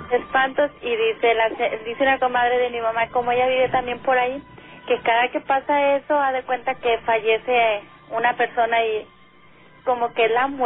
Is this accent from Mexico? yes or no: yes; González, Tamaulipas, Mexico; now in Matamoros, Mexico; Yo soy de González, Tamaulipas.